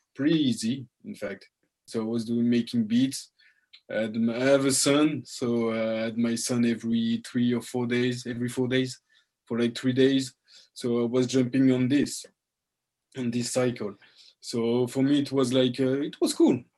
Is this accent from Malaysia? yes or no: no; France; I'm French from my father and Congolese from my mother. Mm-hmm. Uh, I grew up in France